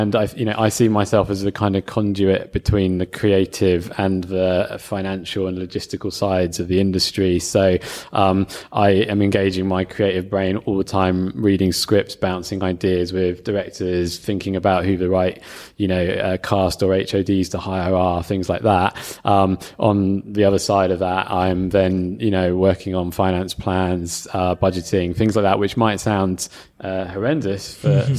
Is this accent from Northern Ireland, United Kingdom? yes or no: no; London, United Kingdom; moved away as an adult; also born or lived in Newcastle; I'm from London.